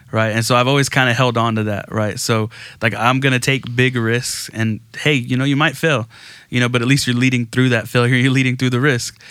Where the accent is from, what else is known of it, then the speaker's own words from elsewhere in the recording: Aransas Pass, Texas, United States; I grew up in Aransas Pass, Texas, so small town right off the coast